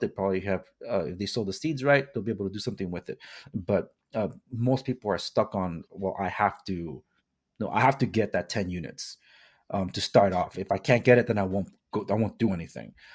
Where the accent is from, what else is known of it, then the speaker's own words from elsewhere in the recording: Compton, California, United States; I was born and raised in Compton, Watts